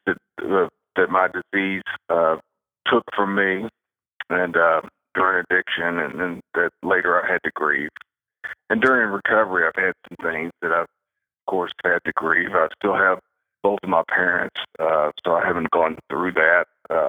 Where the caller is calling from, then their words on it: Henderson, Kentucky, United States; Henderson, Kentucky.